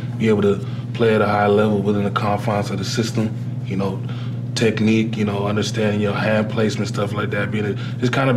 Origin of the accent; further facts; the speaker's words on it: Ottawa, Ontario, Canada; moved away; I was born and raised in Ottawa, Ontario, Canada.